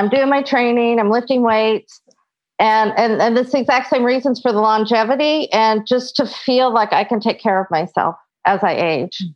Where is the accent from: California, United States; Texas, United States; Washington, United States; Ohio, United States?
Washington, United States; Seattle; I am from Seattle, Washington.